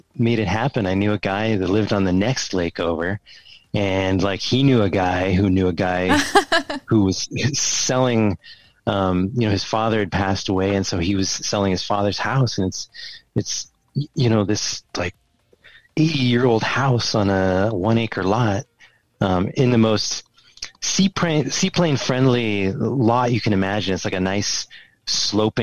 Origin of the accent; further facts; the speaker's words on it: Oregon, United States; moved away as an adult; now in Minnesota, United States; I come from Oregon. I grew up there